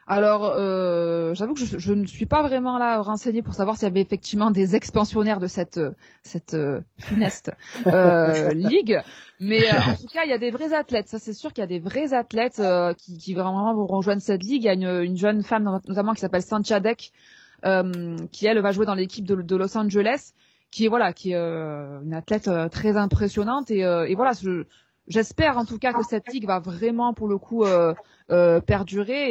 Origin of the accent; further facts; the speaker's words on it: France; chez nous en France